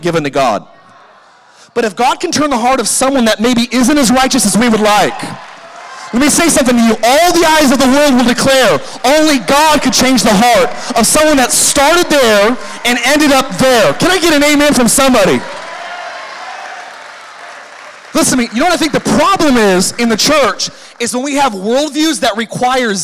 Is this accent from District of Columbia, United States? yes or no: no; California, United States; moved away as an adult; now in Idaho, United States; I grew up in California and I had a lot of friends and a lot of influence down there. And when I became a Christian and moved to Idaho away from everybody that I knew